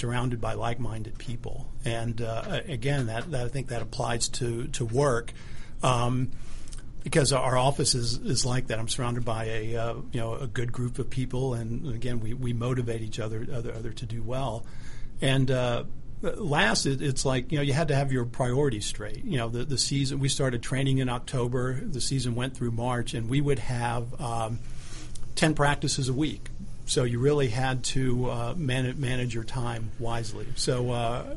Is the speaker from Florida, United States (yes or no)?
no; Huntsville, Alabama, United States; moved away as an adult; also born or lived in New York City; I grew up in Alabama. Grew up in Huntsville, Alabama